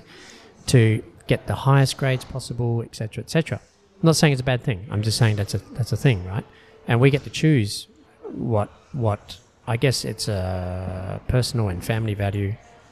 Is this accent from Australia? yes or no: yes; Australia; I'm Australian-born Chinese